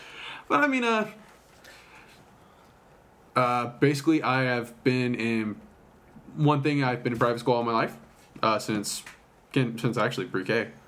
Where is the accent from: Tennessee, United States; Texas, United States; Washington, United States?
Texas, United States; Amarillo; From the beginnings, I was born and raised here in Amarillo, Texas. Born April 4th, 1995.